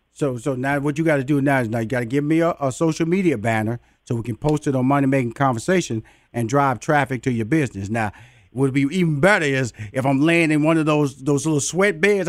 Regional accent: Houston, Texas, United States; my hometown of Houston, Texas

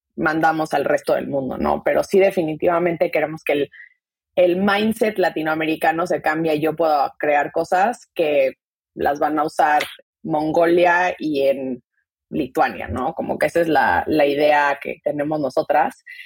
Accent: Mexico City, Mexico; moved away as an adult; also born or lived in Silicon Valley, United States; yo nací crecí en la Ciudad de México, me vine a Estados Unidos hace 10 años a hacer la carrera

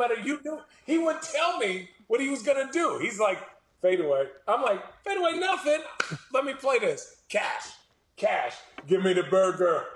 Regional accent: Phoenix, Arizona, United States; Growing up in Phoenix

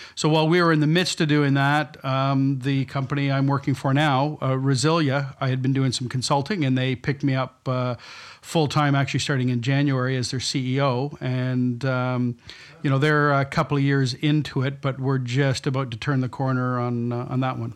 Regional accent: London, Ontario, Canada; moved away as an adult; also born or lived in Toronto / Tokyo / New York; now in New Brunswick, Canada; my family's from New Brunswick, but I was brought up in London, Ontario

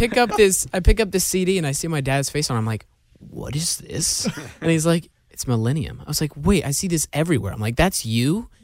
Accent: Georgia, United States; You know, like, I'm born and raised in Georgia, so that was like definitely one of the reasons.

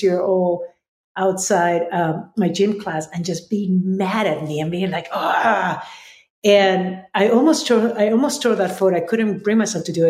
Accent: Lima, Peru; moved away as an adult; now in United States; I was born and raised in Lima, Peru

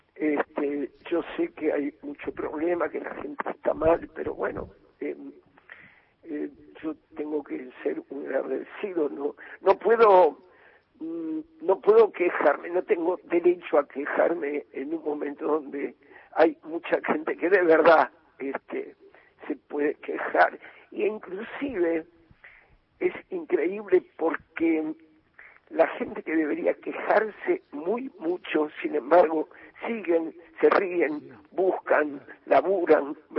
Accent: Buenos Aires, Argentina; also born or lived in Barrio Norte, Buenos Aires; yo me crié en Versalles, donde yo vivía empezaba la calle de tierra

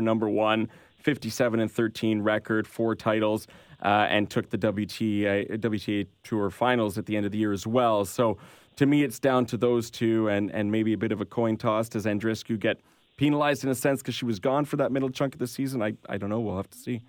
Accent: Canada; we're Canadian here

